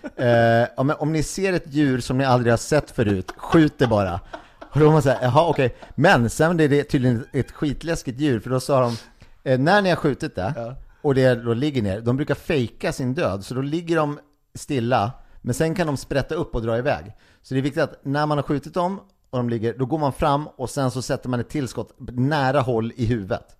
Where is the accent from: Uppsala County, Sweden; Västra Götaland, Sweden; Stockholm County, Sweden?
Uppsala County, Sweden; Gimo; moved away; Gimo, eh, orten där jag kommer ifrån